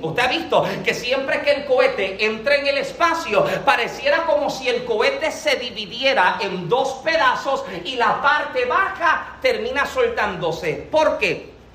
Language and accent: Spanish; Puerto Rico; yo soy boricua, yo hablo como si corro